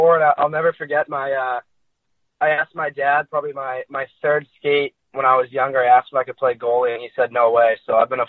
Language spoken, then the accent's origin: English; Chatham, New Jersey, United States; moved away; also born or lived in Red Bank, New Jersey / Muskegon; I'm from Chatham, New Jersey. I was born in Red Bank, but I kind of grew up in Chatham, New Jersey.